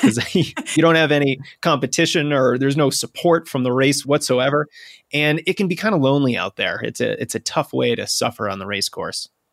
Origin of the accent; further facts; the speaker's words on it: New England, United States; I'm a New Englander, you know, born and raised in New England.